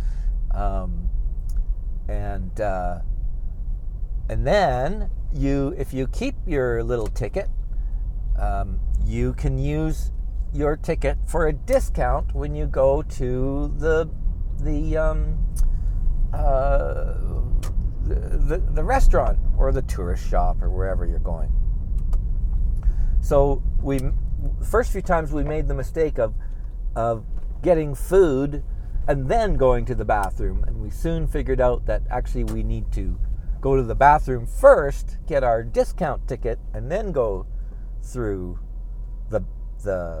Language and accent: English; Canada; we're all idiots from Canada.